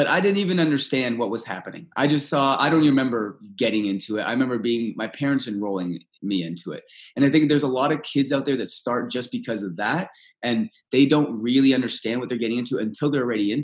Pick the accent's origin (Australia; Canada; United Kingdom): Canada; first language Russian; English is a second language; also born or lived in Moscow, Russia; I just got to Canada. I was adopted and everything